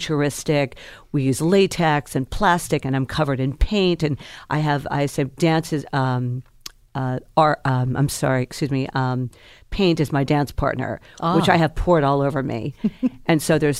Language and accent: English; the South, United States; I'm from the South